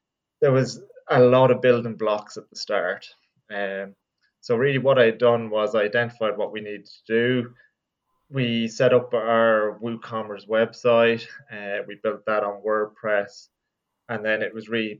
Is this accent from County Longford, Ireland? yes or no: yes; Longford, County Longford, Ireland; moved away as an adult; also born or lived in Carlow; now in Dublin, Ireland; I'm from Longford, and I've been living in Dublin for about the last 5 or 6 years